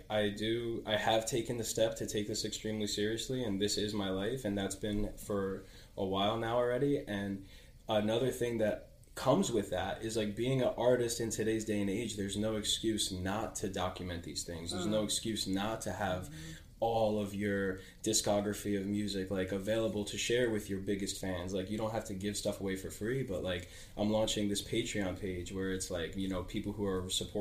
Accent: New York City, New York, United States; I grew up in New York City

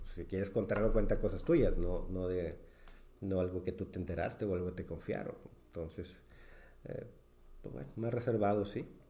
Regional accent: Mexico; como buenos mexicanos

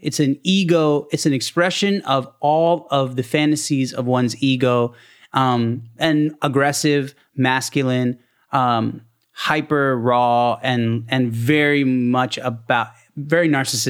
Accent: Maryland, United States; born or raised there; also born or lived in Baltimore

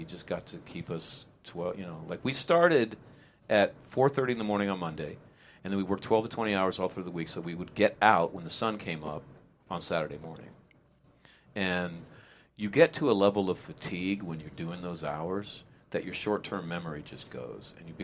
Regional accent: Modesto, California, United States; I grew up in Modesto, California

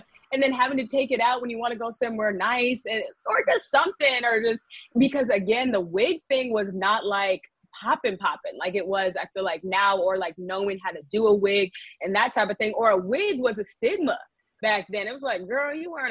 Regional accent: the Bay Area, California, United States; also born or lived in Washington, District of Columbia, United States; now in Los Angeles, United States; I am from the Bay Area

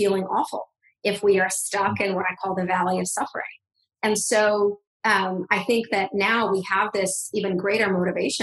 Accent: Russia; moved away; I come from Russia. I'm a Russian Jewish immigrant

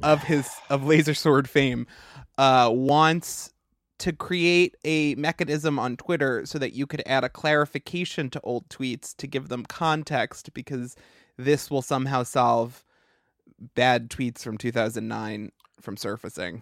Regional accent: Long Island, New York, United States; I grew up on Long Island and they built a power plant in my town

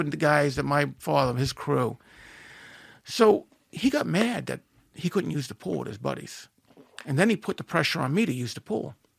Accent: Merrick, New York, United States; I wind up growing up in Merrick

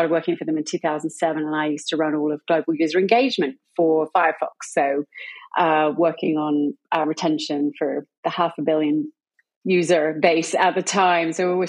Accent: United Kingdom; accent: British; I'm British, if you haven't gathered that from my accent yet. It does waver a little bit.

